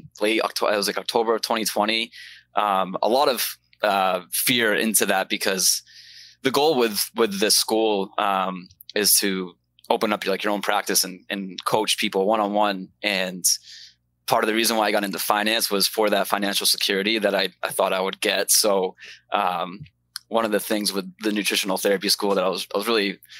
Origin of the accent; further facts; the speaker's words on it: Maine, United States; moved away as an adult; now in Florida, United States; I'm originally from Maine, grew up in Maine, but I'm in Florida now enjoying the sunshine